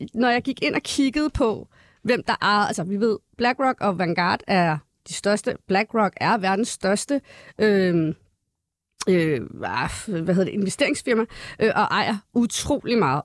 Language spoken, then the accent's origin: Danish; Valby, Capital Region of Denmark, Denmark; jeg er født og opvokset i Valby